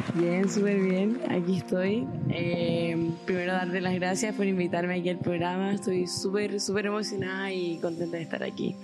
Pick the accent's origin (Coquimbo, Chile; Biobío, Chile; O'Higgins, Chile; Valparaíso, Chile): Coquimbo, Chile; La Serena; also born or lived in Santiago; yo soy de La Serena, eh, o sea, nací en Santiago, pero me considero serenense